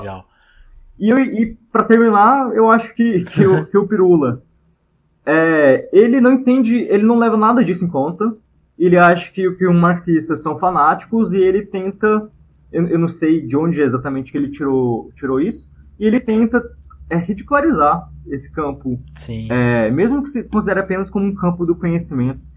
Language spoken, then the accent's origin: Portuguese; Goiânia, Goiás, Brazil; moved away as an adult; now in Brasília, Brazil; a gente é de Goiânia, estou aqui na casa da minha mãe em Goiânia